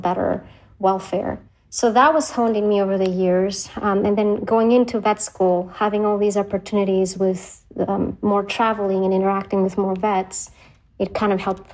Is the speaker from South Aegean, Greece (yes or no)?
yes; Karpathos, South Aegean, Greece; also born or lived in Athens, Greece; I was born in Athens, Greece, and then I was raised on a remote island in Greece called Karpathos